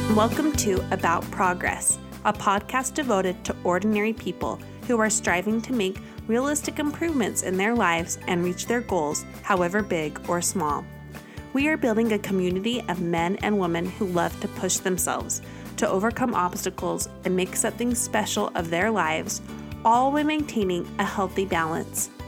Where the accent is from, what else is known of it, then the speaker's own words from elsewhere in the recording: Kaysville, Utah, United States; we all graduated from the same high school, which is a big honor if you know Davis High in Kaysville, Utah.